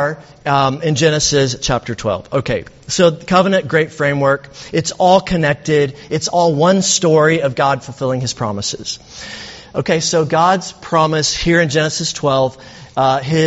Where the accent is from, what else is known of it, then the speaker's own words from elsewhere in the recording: Alabama, United States; I'm from Alabama